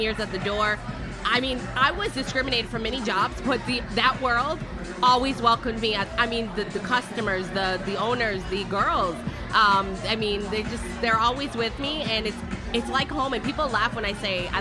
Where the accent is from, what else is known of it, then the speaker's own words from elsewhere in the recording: Michigan, United States; now in Tampa, United States; we're from Michigan, but she's happy that this is our home now